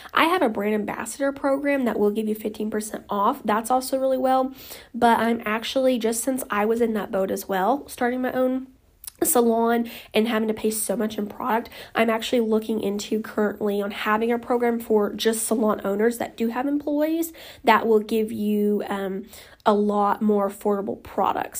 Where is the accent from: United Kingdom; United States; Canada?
United States; Oklahoma; I'm from Oklahoma